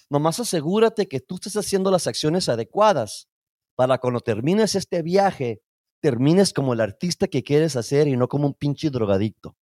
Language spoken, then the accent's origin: Spanish; United States; Yo soy un orgulloso chicano hasta la madre, me voy a morir a ah, chicano.